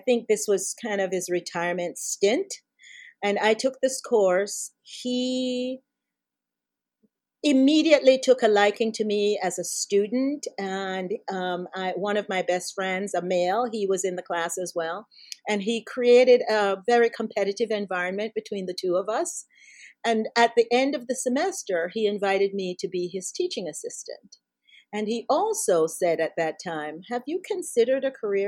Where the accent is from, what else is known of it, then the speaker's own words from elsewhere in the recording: Jamaica; moved away as an adult; now in United States; I was raised in Jamaica. I came to the U.S. when I was 18 years old to go to college.